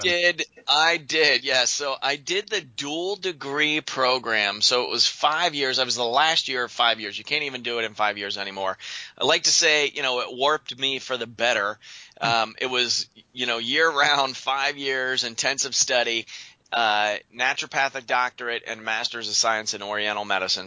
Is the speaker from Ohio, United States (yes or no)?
no; Western Pennsylvania, United States; moved away as an adult; also born or lived in Quilcene, Washington; now in Portland, United States; I'm originally from Western Pennsylvania, as we were talking before the show, and I moved out west.